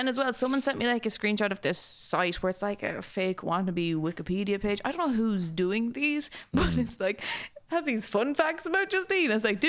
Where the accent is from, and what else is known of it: Nobber, Leinster, Ireland; born or raised there; moved away